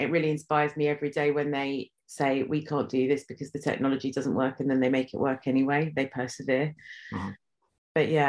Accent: London, United Kingdom; now in Watford, United Kingdom; I grew up in Northwest London in Stanmore, and I now live in Watford, which is in Hertfordshire.

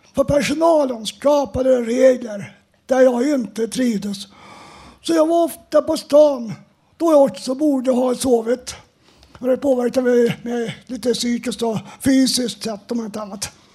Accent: Uppsala, Uppsala County, Sweden; now in Stockholm, Sweden; jag är född och uppvuxen i Uppsala

